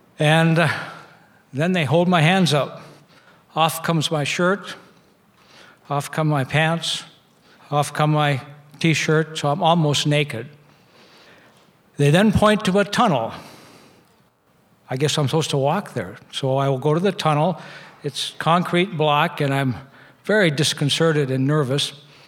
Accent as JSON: {"language": "English", "country": "United States", "said": "And I said, well, I'm from America."}